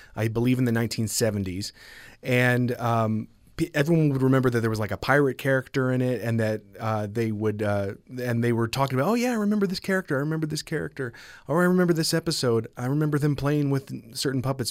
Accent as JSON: {"language": "English", "region": "Maryland", "country": "United States", "moved": "yes", "lives_now": "Logan, United States", "said": "I'm originally from Maryland"}